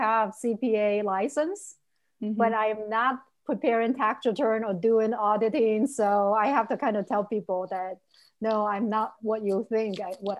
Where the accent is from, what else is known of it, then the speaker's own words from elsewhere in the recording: Shenzhen, Guangdong, China; moved away as an adult; now in Minnesota, United States; Well, I was born and raised in China. So in the city of Shenzhen when I was, let's see, my family moved to the city of Shenzhen on the border of Hong Kong when I was 12.